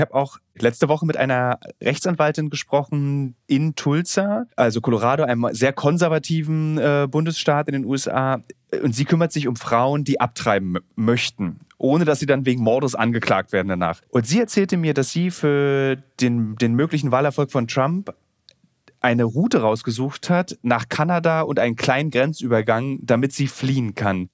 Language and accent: German; Berlin, Germany; Im Osten, aus dem ich ja komme, ich komme aus Ostberlin